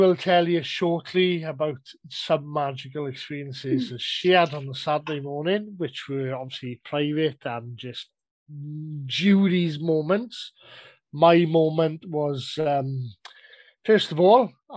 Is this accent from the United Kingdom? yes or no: yes; South Wales, United Kingdom; I'm Welsh